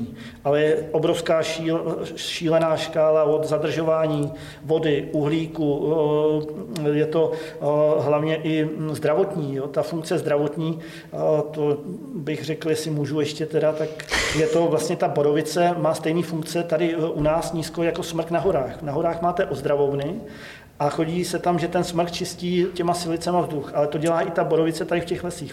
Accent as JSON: {"language": "Czech", "town": "Ředice", "region": "Pardubice Region", "country": "Czechia", "tie": "born or raised there", "said": "Pocházím ze Ředic, od Holic tady, což je teda Pardubický kraj"}